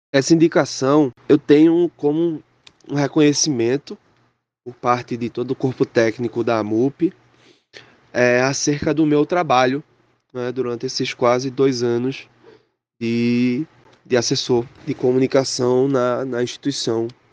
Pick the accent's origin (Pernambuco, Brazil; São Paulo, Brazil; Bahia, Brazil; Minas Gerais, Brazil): Pernambuco, Brazil; Gameleira; also born or lived in Ribeirão, Pernambuco; eu nasci na cidade de Ribeirão, na zona da Mata Sul, de Pernambuco, mas eu só nasci mesmo, porque toda a minha infância e minha adolescência eu vivi em Gameleira